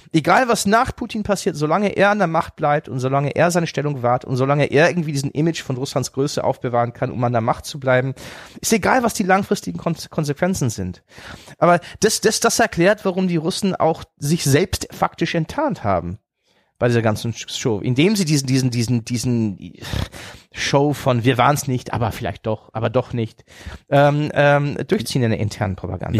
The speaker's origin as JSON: {"language": "German", "country": "Germany", "said": "deswegen liebe ich Deutschland, man ist auch meine Heimat"}